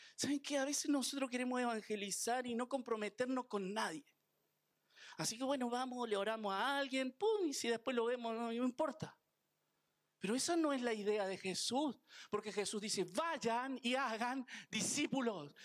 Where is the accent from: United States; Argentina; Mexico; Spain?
Argentina; Soy argentino